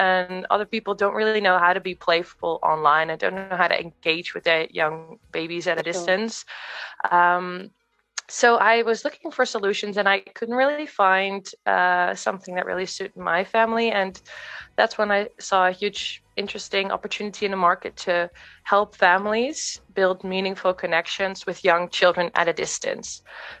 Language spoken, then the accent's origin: English; Netherlands; moved away; also born or lived in Australia / London / Kenya / America; I'm originally from the Netherlands, but I've lived abroad in many countries. So in Australia, in London, in Kenya, in America.